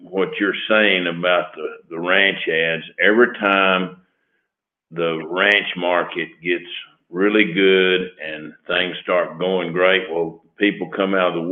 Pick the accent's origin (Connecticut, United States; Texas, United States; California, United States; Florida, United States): Texas, United States; Lubbock; I was born in Lubbock, been here all my life